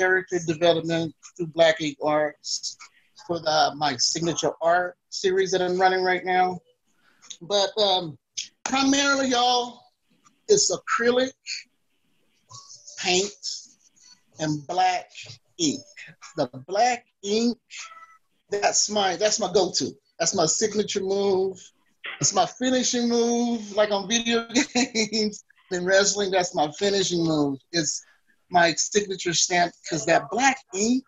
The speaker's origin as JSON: {"language": "English", "town": "Florence", "region": "Alabama", "country": "United States", "tie": "born or raised there", "moved": "as an adult", "lives_now": "Pocatello, United States", "said": "I'm originally from Florence, Alabama, born and raised."}